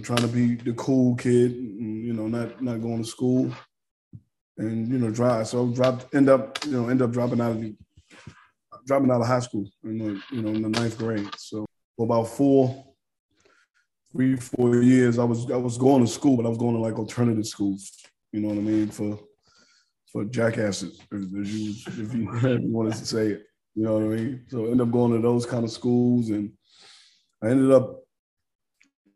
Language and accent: English; New York City, New York, United States; born and raised in New York, in Harlem.